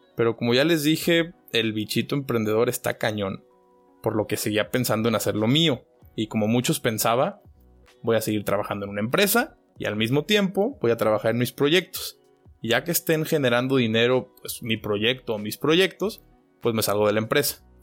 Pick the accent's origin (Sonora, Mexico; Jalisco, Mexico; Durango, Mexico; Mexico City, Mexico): Jalisco, Mexico; Guadalajara; moved away as an adult; also born or lived in Wiesbaden, Germany; now in Germany; nací en Guadalajara, México